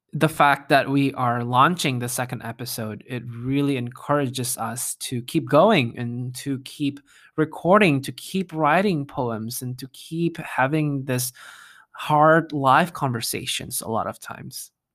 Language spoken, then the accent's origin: English; Jakarta, Indonesia; moved away as an adult; now in United States; I grew up in Jakarta in Indonesia